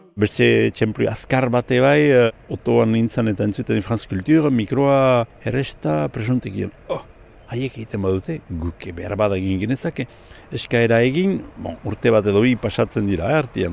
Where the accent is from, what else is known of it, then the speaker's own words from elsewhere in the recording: Gotein-Libarrenx, Nouvelle-Aquitaine, France; gotanie irabarnekua, irabarne auzokua pasatzen bazizte, hola mauletik lehen herria, lehen karrika iebarne. Ordian sortu nintzen